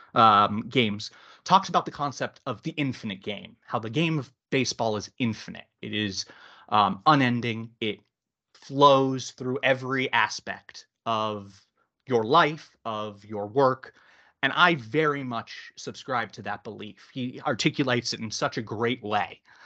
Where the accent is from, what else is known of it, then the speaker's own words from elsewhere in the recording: Boston, Massachusetts, United States; moved away as an adult; now in United Kingdom; I grew up in Boston